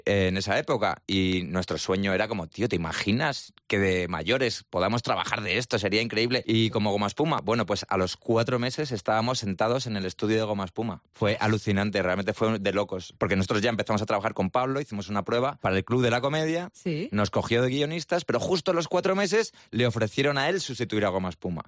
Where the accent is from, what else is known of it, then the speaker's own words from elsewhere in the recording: Spain; yo me vine a España, o sea, yo mm, nací en España